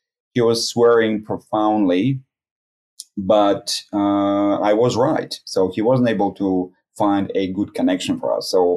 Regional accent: Russian Far East, Russia; moved away as an adult; also born or lived in Colorado, United States; I was born in Russia, far east part of it

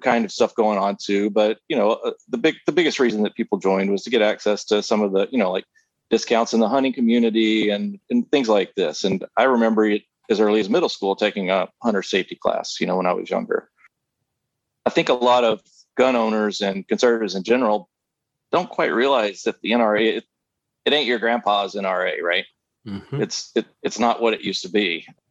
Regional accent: the South, United States; I grew up in the South, born and raised.

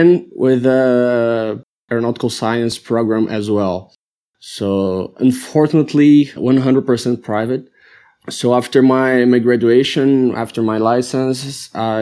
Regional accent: Brazil; I'm from Brazil

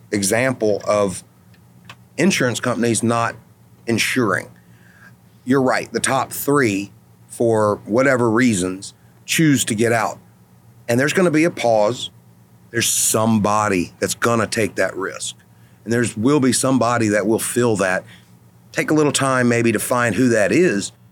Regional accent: North Louisiana, United States; I'm from North Louisiana

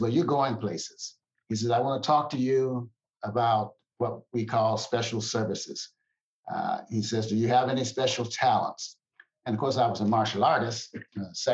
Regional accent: Lorain, Ohio, United States; moved away as an adult; also born or lived in Kentucky / Toledo, Ohio / Germany; now in Temple, Texas, United States; I grew up in the great state of Kentucky in my young childhood. In my teen years, it was in the state of Ohio, Toledo, Ohio, in specific, into Lorain, Ohio. That was my formative years

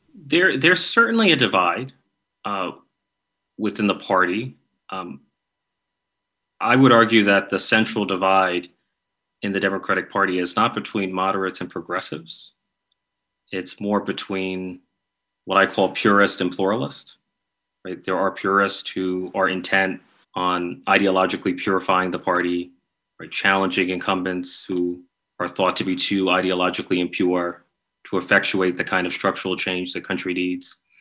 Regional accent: New York, United States; I'm from New York

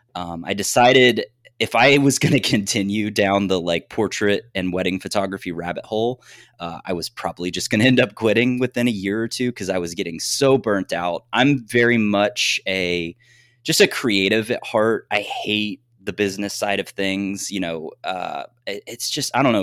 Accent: southeastern Ohio, United States; now in Michigan, United States; I am from Ohio. I'm from a very, very rural area in Ohio. I grew up like 10 minutes across the border of West Virginia. So, like southeastern Ohio

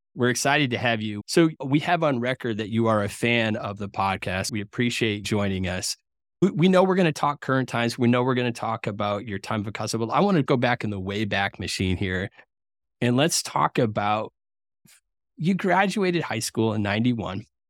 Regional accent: New England, United States; I grew up in New England

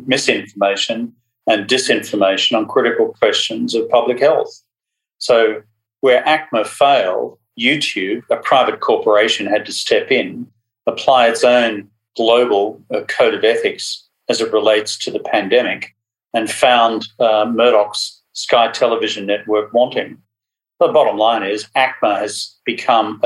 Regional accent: Queensland, Australia; my home state of Queensland

